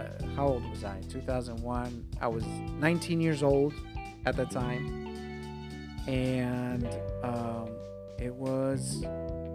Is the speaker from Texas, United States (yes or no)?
no; New York City, New York, United States; moved away; I grew up in New York. And so as a New Yorker